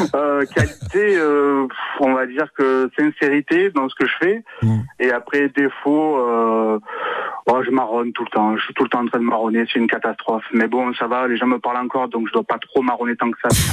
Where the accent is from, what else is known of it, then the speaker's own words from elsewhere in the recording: Marseille, Provence-Alpes-Côte d'Azur, France; accent: Marseille gouaille; ma gouaille euh, marseillaise, que je suis marseillais